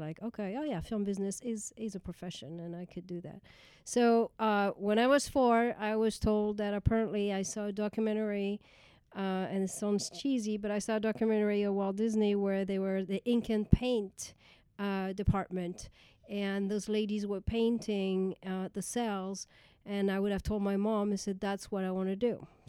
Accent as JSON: {"language": "English", "region": "Brittany", "country": "France", "tie": "born or raised there", "also_born_or_lived": "Paris, France / Pennsylvania, United States", "second_language": "English", "moved": "as an adult", "lives_now": "Los Angeles, United States", "said": "I was born in France, raised in the not in Paris, raised in a small town in Brittany."}